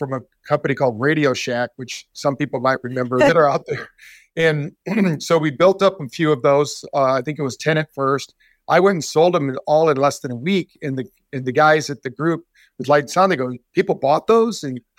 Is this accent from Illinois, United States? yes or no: no; Scottsdale, Arizona, United States; And a situation happened that they were stranded in my hometown of Scottsdale, Arizona.